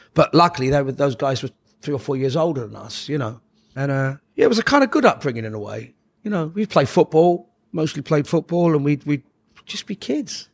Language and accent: English; London, United Kingdom; We grew up in Oxford Gardens